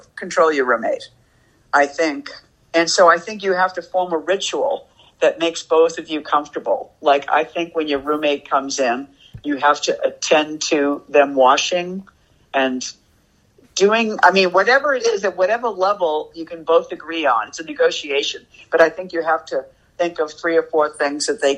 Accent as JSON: {"language": "English", "town": "Boston", "region": "Massachusetts", "country": "United States", "tie": "born or raised there", "also_born_or_lived": "New York / San Francisco", "moved": "as an adult", "said": "I grew up in Boston"}